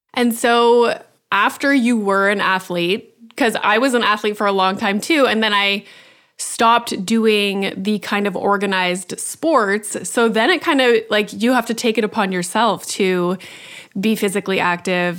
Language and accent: English; Northern Ontario, Canada; I grew up in Northern Ontario